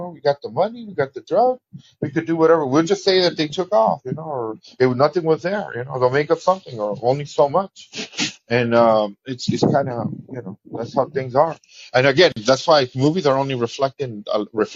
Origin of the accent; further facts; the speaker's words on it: Mexico; now in United States; I call out my Mexican people.